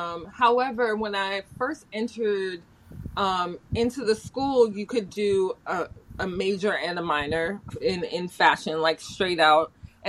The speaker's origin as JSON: {"language": "English", "town": "Philadelphia", "region": "Pennsylvania", "country": "United States", "said": "I'm from Philly."}